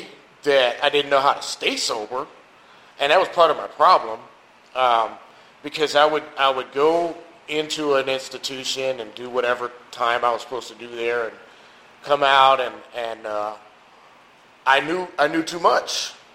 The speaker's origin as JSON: {"language": "English", "town": "New York City", "region": "New York", "country": "United States", "said": "I'm originally from New York City. Lived a lot of places."}